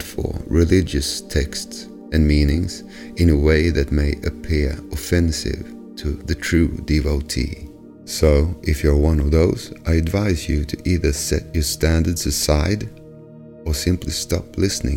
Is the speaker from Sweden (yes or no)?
yes; Sweden; English is a second language; I'm from Sweden